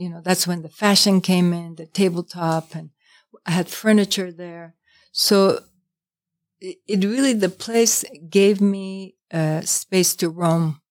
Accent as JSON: {"language": "English", "town": "New York City", "region": "New York", "country": "United States", "moved": "as an adult", "said": "as a New Yorker"}